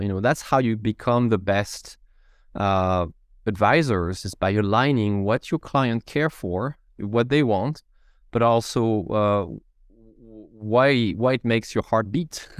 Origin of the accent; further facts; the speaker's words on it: France; English is a second language; moved away as an adult; now in Seattle, United States; You may hear a little bit of an accent it's because I'm from France.